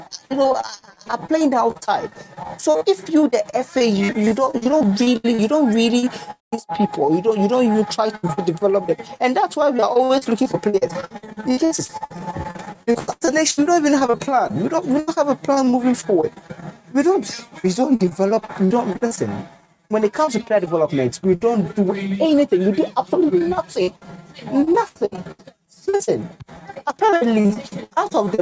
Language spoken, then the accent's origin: English; Ghana; I'm a Ghanaian